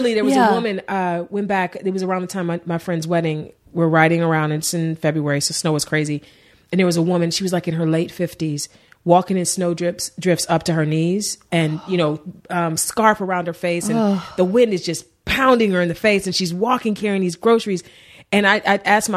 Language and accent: English; Cleveland, Ohio, United States; also born or lived in Warrensville Heights, Ohio; now in Los Angeles, United States; I grew up in East Cleveland